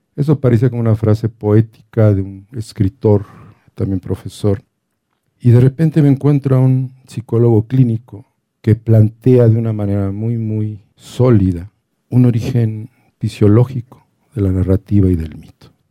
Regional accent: Mexico City, Mexico; yo soy el del DF

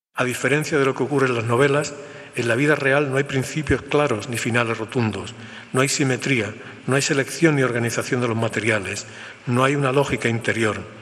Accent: Spain

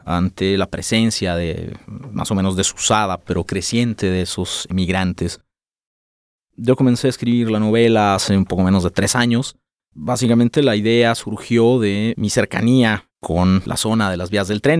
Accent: Guadalajara, Jalisco, Mexico; nací acá en Guadalajara

